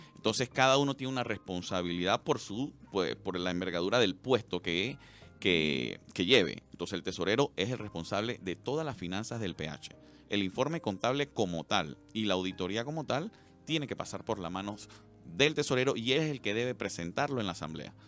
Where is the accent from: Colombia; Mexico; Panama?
Panama